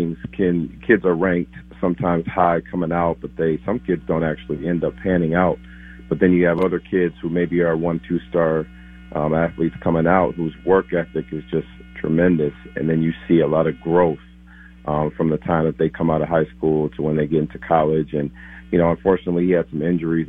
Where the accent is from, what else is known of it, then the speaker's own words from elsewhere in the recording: Minneapolis, Minnesota, United States; moved away; also born or lived in Texas; my hometown, Timberwolves.